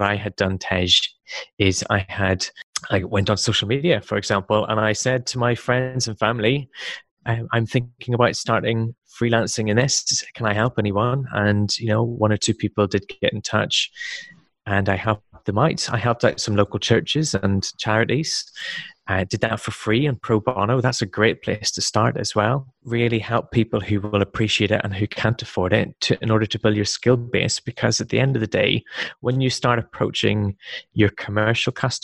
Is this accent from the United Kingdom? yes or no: yes; Belfast, Northern Ireland, United Kingdom; moved away as an adult; also born or lived in Wales; I come from the UK. I was born in Belfast